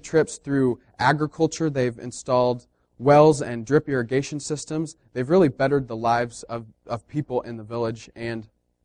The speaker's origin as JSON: {"language": "English", "country": "United States", "said": "as post-colonial freedom-fighting Americans"}